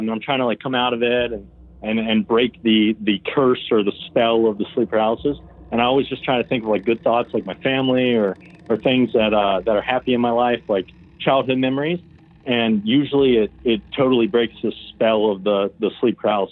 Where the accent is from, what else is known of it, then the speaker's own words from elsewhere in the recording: West Virginia, United States; now in Georgia, United States; I'm from West Virginia, but I'm in Georgia